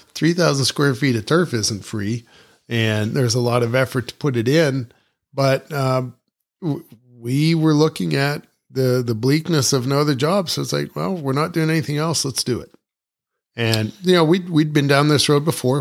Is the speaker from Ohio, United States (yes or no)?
yes; Ohio, United States; moved away; also born or lived in New Mexico; growing up in Ohio